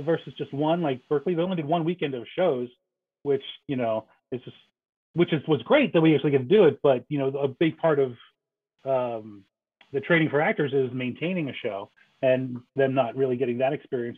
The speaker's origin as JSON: {"language": "English", "region": "New Jersey", "country": "United States", "tie": "born or raised there", "said": "I grew up in New Jersey"}